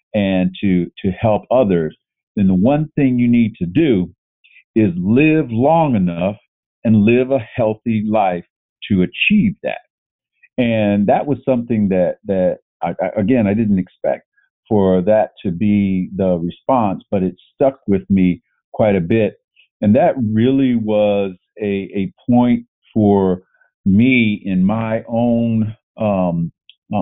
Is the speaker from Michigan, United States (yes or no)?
no; Northern Ohio, United States; I grew up in Northern Ohio, and that's football country